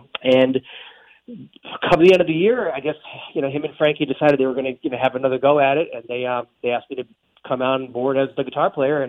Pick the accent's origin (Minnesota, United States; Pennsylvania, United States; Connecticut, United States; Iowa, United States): Connecticut, United States; moved away as an adult; now in Hollywood, United States; I had moved to Hollywood. I'm originally from the East Coast. I grew up in Connecticut, actually. And I moved to Hollywood in 2001